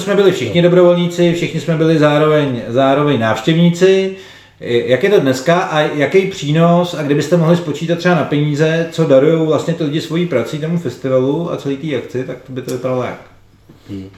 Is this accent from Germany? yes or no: no; Prague, Czechia; accent: Prague speech (praština); jsme všichni z Prahy, tak nám diváci naši praštinu asi odpustí